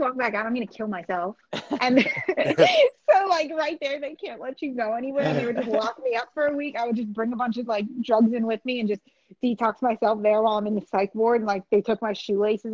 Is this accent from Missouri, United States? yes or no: no; New Jersey, United States; I am from New Jersey